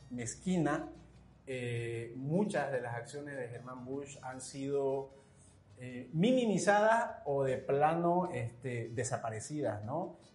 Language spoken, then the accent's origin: Spanish; Santa Cruz, Bolivia; Es decir, como cruceños, como orientales, ah, nos hemos acostumbrado y hemos aceptado eh, que la historia oficial siempre viene desde la altura